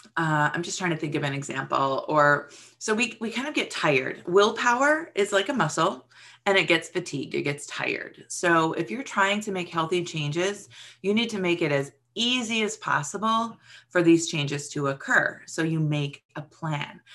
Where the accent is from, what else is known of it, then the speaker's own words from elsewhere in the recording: Hawaii, United States; moved away; I grew up in Hawaii.